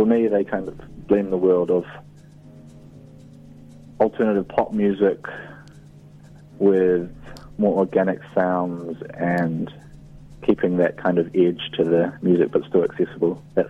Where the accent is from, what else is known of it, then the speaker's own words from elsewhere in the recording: Opoutere, Waikato, New Zealand; a place where I grew up on the Coromandel called Opotere